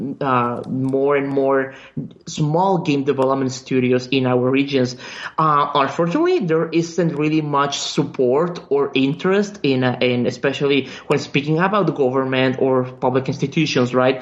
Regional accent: Mexico; English is a second language; We are one of the very few game development studios in our country.

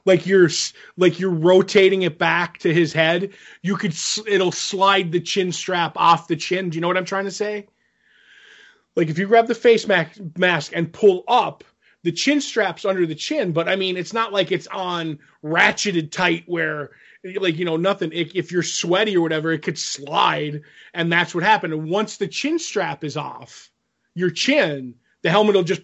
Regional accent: Pennsylvania, United States; I'm from Pennsylvania

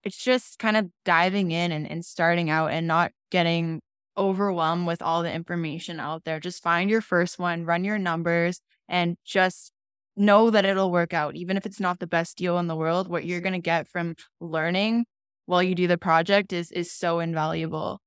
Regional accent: Calgary, Alberta, Canada; also born or lived in Europe; I've been here my entire life.

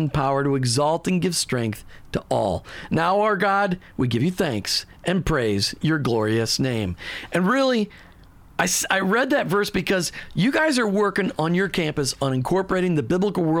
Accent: Minneapolis, Minnesota, United States; now in Florida, United States; I grew up in Minneapolis

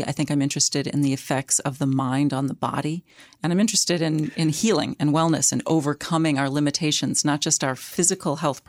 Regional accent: St. Louis, Missouri, United States; moved away as an adult; also born or lived in New York / New England; And the truth is, the fact is actually, I'm a Midwesterner. Mm-hmm. I grew up in St. Louis, but I've lived in the Northeast since I was 18. I went to college at NYU.

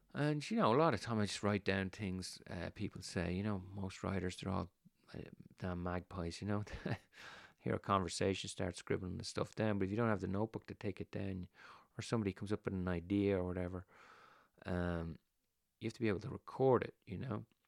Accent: Ireland; when we were kids growing up in Ireland

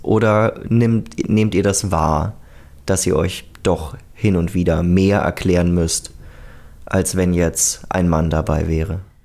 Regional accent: Germany; now in Austria; dass ich als Deutscher in einem progressiveren Land gelandet bin.

